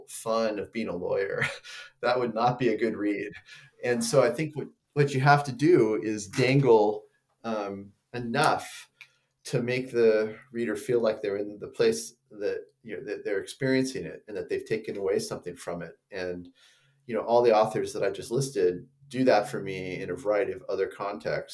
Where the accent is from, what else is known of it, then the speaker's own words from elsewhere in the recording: San Luis Obispo, California, United States; now in Monterey, United States; I grew up down outside of San Luis Obispo